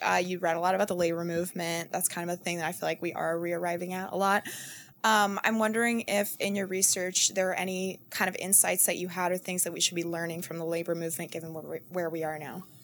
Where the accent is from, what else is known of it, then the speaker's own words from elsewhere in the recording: Houston, Texas, United States; I'm also from Houston